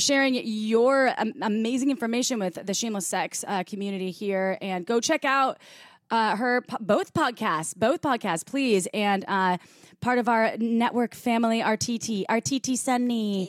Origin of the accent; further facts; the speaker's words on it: Midwest, United States; I grew up in the Midwest